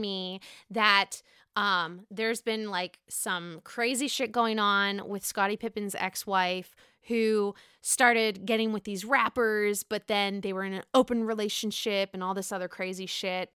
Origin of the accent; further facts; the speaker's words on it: Pittsburgh, Pennsylvania, United States; I'm from Pittsburgh